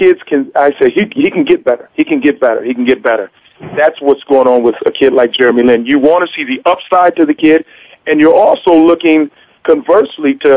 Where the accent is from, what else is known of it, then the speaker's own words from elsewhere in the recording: Michigan, United States; I grew up in Michigan